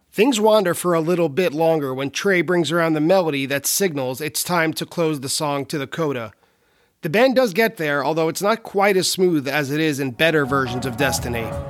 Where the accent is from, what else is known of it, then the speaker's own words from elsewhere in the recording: Long Island, New York, United States; my hometown venue